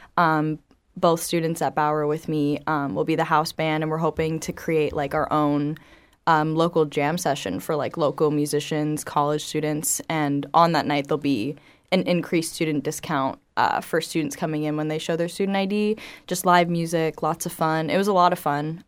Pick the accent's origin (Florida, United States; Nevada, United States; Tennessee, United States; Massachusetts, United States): Florida, United States; Estero; I actually grew up in Estero